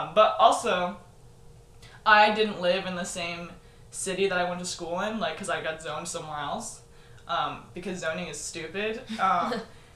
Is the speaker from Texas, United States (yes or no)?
yes; Texas, United States; also born or lived in Michigan; I grew up in Texas